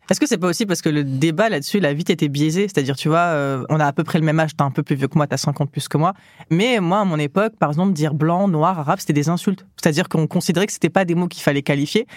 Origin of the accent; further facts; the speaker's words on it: south of France, France; moved away as an adult; also born or lived in Grenoble; je viens du sud de la France